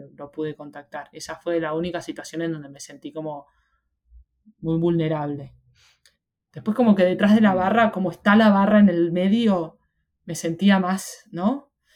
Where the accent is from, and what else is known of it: Argentina; moved away as an adult; now in Australia